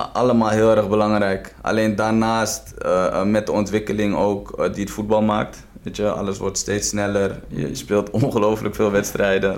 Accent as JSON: {"language": "Dutch", "town": "Amstelveen", "region": "North Holland", "country": "Netherlands", "tie": "born or raised there", "also_born_or_lived": "Tbilisi, Georgia", "said": "ik ben opgegroeid in Westwijk"}